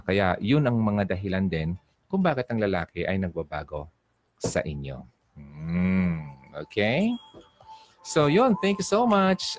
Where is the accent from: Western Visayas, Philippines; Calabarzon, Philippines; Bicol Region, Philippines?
Bicol Region, Philippines; Albay; albay, albayano po ako